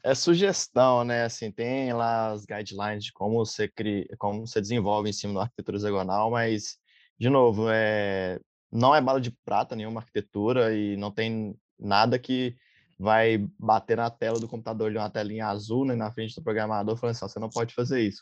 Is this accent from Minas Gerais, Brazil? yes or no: yes; Minas Gerais, Brazil; now in Florianópolis, Brazil; sou de Minas, mas atualmente moro em Floripa, Santa Catarina